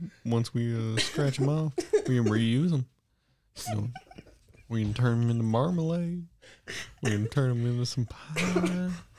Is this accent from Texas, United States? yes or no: yes; Texas, United States; I'm from Tejas around these parts, brother.